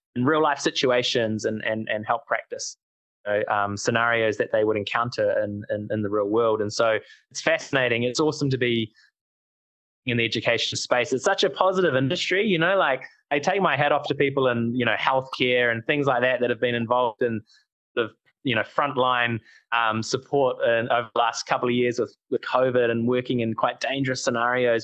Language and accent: English; New Zealand; we, oh, from New Zealand